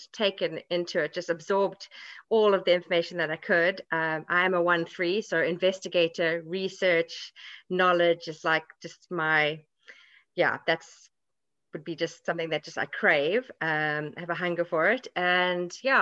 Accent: South Africa; moved away as an adult; also born or lived in America; now in Ireland; I grew up in South Africa

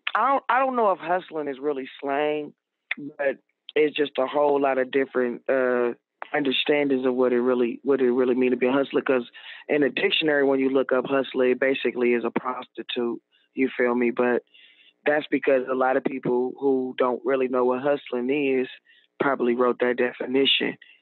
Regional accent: Oakland, California, United States; I'm from the Bay Area, Oakland, California

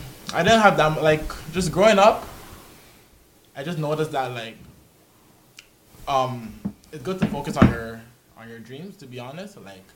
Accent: Toronto, Ontario, Canada; I grew up in Rexdale too, on Kipling.

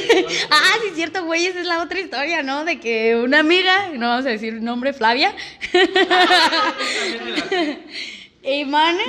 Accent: Michoacán, Mexico; somos de Michoacán

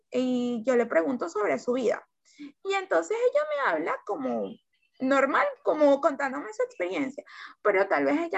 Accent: Venezuela; sueño en este momento es que nosotros, los, como venezolanos, podamos, podamos tener la oportunidad de vivir otra realidad.

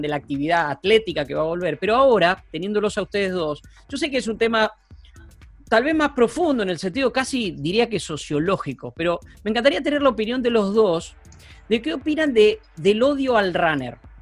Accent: Buenos Aires Province, Argentina; also born or lived in San Isidro; yo que soy bonaerense de pura cepa

